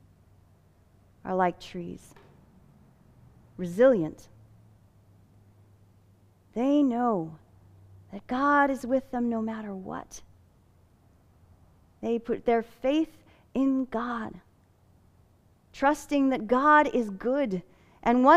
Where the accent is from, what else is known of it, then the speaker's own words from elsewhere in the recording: Fillmore, California, United States; you could still find beautiful orange groves in my hometown.